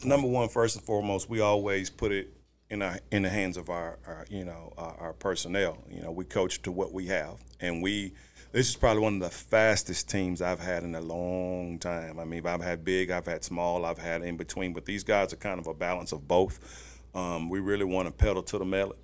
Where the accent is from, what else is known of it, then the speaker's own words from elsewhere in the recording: Houston, Texas, United States; moved away as an adult; also born or lived in Waco; now in Forney, United States; I'm from Houston